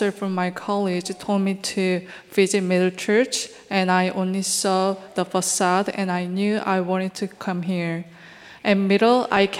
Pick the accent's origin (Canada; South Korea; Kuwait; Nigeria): South Korea; Seoul; moved away as an adult; now in New York, United States; originally from Seoul, South Korea